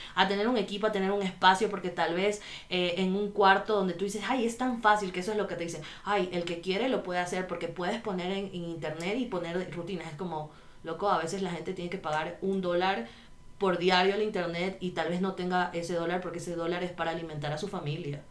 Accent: Guayaquil, Guayas, Ecuador; soy de Guayaquil

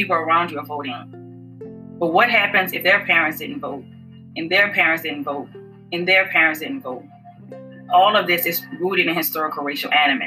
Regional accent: the South, United States; I'm Black, I'm from the South

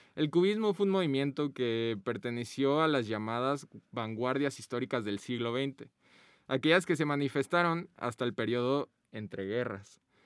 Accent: Guadalajara, Jalisco, Mexico; nosotros somos de Guadalajara

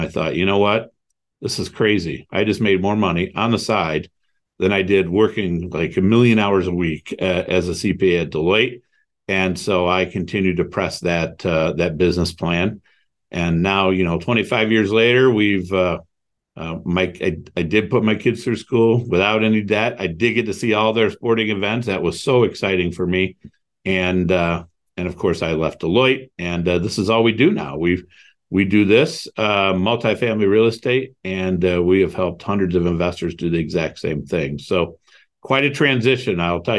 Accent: Toledo, Ohio, United States; also born or lived in Cleveland; So I grew up in Toledo, Ohio, moved to Cleveland.

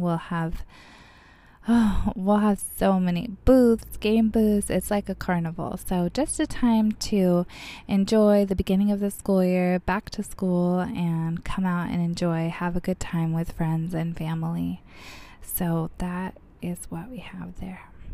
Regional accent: Bullhead City, Arizona, United States; I was born and raised here in Bullhead City

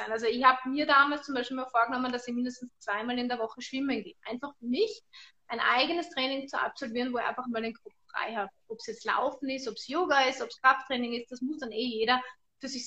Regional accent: Tyrol, Austria; weil ich als Österreicherin mit verschiedenen russischen Frauen und die Russen können so tanzen, wie wir Österreicher oder wir Tiroler Skifahren können

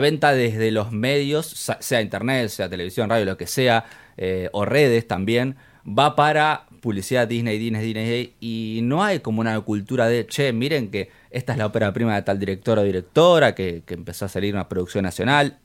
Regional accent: Argentina; nosotros como argentinos

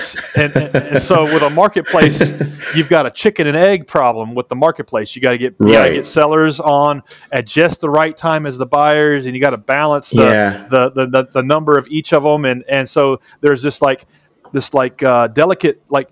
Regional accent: Nashville, Tennessee, United States; I'm from Nashville, Tennessee, which is the home of country music

